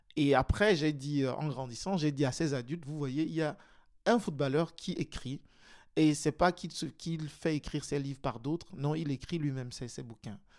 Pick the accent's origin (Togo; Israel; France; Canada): Togo; now in Belgium; je suis né et j'ai grandi au Togo, et donc je suis arrivé en Belgique en 2004